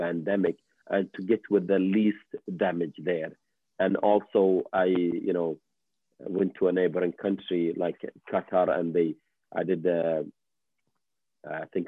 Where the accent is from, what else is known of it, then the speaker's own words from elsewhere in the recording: Kuwait; now in Canada; I'm, you know, Middle Eastern, I have I'm also from Kuwait